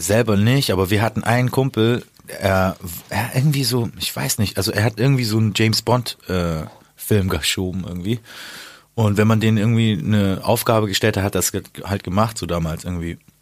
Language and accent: German; the South, Southern Germany, Germany; moved away; Süden, also da wo ich herkomme, ist ja auch äh, katholisch.